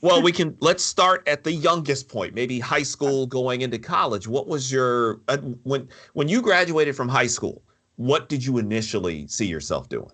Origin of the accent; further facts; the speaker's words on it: Michigan, United States; we're both from the state of Michigan, we're both from the Midwest